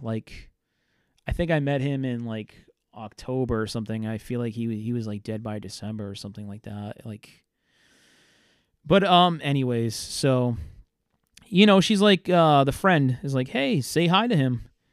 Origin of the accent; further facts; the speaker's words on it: Fairhaven, Massachusetts, United States; also born or lived in Worcester, Massachusetts; I grew up in a town that nobody really knows. It's named Fairhaven.